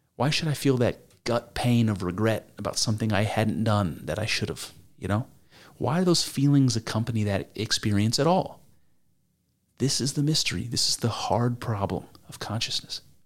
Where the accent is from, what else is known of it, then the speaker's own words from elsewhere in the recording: United States; I'm, I'm American